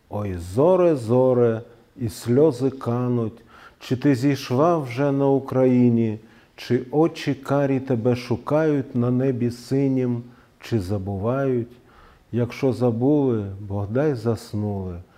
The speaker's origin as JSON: {"language": "Russian", "country": "Ukraine", "tie": "born or raised there", "lives_now": "Russia", "said": "Это сознательно, потому что я, хоть русский, я вырос на Украине – и очень люблю этот народ и эту культуру, и неплохо ее знаю. Я окончил украинскую школу."}